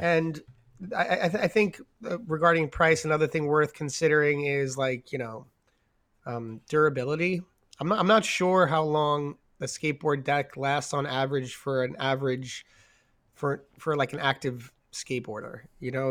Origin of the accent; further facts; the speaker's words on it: New York, United States; moved away; also born or lived in San Diego / San Francisco; growing up in New York